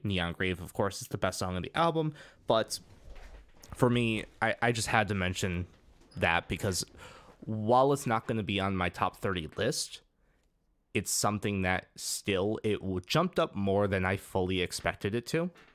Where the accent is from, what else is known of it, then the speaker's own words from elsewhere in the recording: United States; we're both from the United States